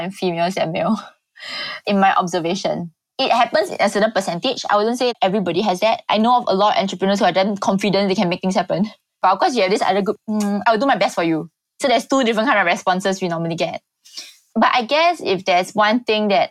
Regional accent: Singapore; being a Singaporean

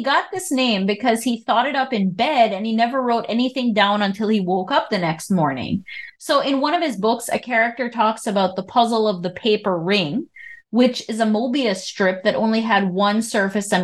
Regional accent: Belize; In Belize, we use the word shilling

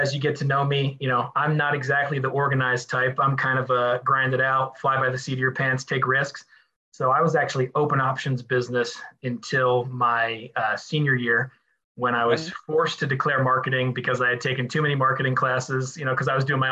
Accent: Ramsey, New Jersey, United States; I'm from Ramsey, New Jersey, originally, North Jersey

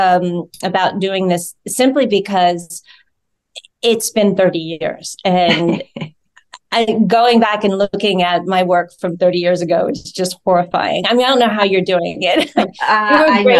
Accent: Georgia, United States; moved away; I'm from Georgia

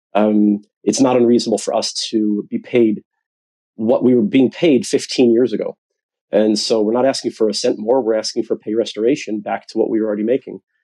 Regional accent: United States; now in United Kingdom; you could tell from my accent, I'm from the United States

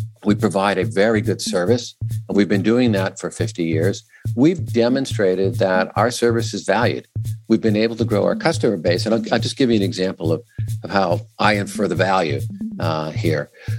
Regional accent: Connecticut, United States; I grew up in Connecticut, so I grew up riding the train to and from New York and to and from Boston

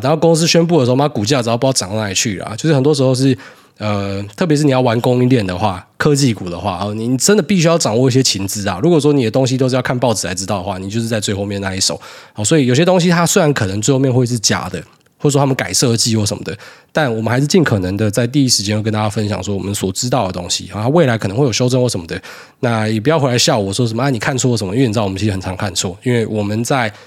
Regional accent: Taiwan; also born or lived in Hualien / Miaoli; 苗栗跟花莲那个气质真的蛮像的。我刚好就是诞生在，呃，这两个地方的协同之下

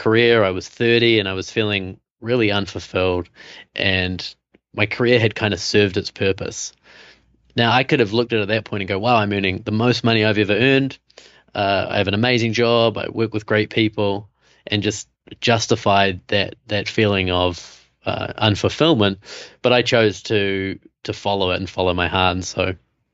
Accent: New Zealand; moved away as an adult; also born or lived in Costa Rica / Germany / Namibia; now in New York, United States; I have this funny accent. So I'm from New Zealand.

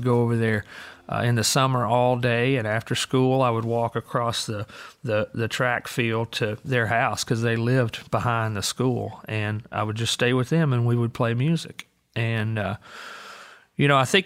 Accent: Green Hill, Alabama, United States; I grew up in Green Hill, Alabama, which is northwestern Alabama

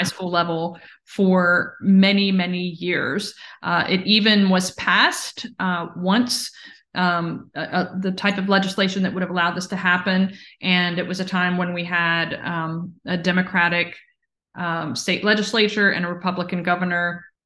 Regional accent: Virginia, United States; my home state of Virginia

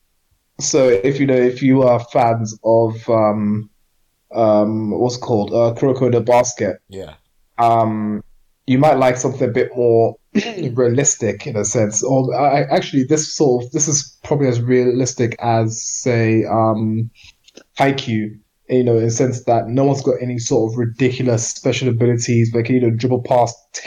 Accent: Edmonton, London, United Kingdom; growing up in Edmonton

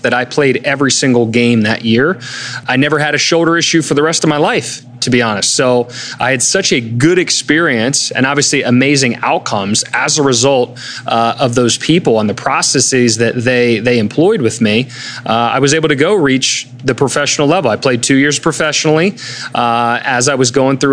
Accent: Germantown, Maryland, United States; I grew up in Germantown

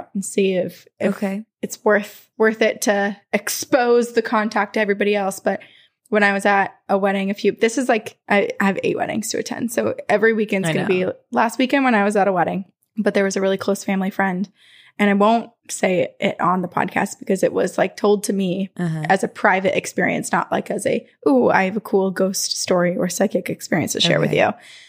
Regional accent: Indiana, United States; I'm from Indiana. I grew up in a small town and the entire town has just an eerie vibe.

